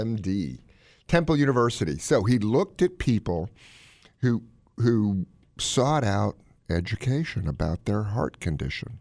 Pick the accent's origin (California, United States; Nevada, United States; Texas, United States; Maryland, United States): Maryland, United States; Gaithersburg; my hometown of Gaithersburg, Maryland